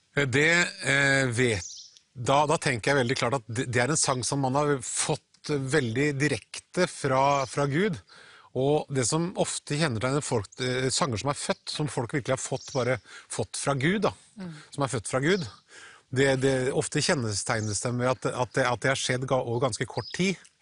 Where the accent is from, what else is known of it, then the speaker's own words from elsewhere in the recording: Halden, Østfold, Norway; pinsemenigheten i Halden, der jeg vokste opp